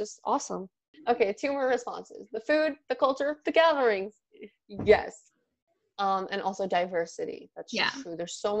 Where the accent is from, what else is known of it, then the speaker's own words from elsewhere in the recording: Gujarat, India; like, I'm from Gujarat, and Gujaratis just do garbas during Navratri, and we have, like, so much food